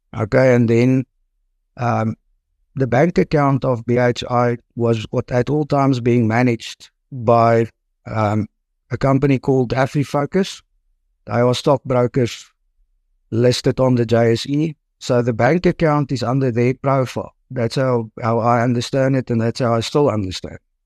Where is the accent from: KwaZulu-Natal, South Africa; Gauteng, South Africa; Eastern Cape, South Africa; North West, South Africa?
North West, South Africa; Potchefstroom; now in Pretoria, South Africa; I'm born and bred in Port of Durham, so I studied there in at the University in Potchefstroom